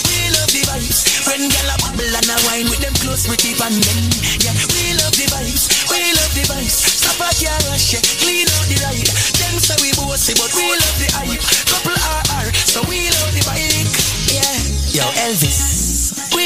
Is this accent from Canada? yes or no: no; Portmore, Saint Catherine, Jamaica; I'm from Portmore, that's in JA.